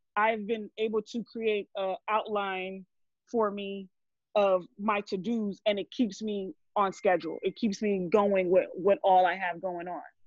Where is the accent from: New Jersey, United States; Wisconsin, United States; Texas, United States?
New Jersey, United States; moved away as an adult; also born or lived in Brooklyn, New York; raised in Jersey. I am a Jersey girl all the way.